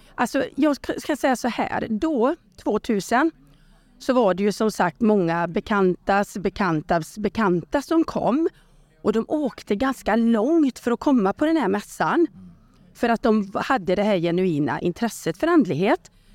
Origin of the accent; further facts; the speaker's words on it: Borås, Västra Götaland, Sweden; hade jag min första mässa i Borås eftersom jag är från Borås